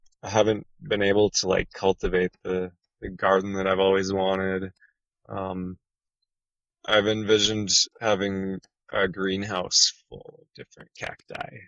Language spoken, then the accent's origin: English; Midwest, United States; moved away; where I grew up in the Midwest, where it would get -30 Fahrenheit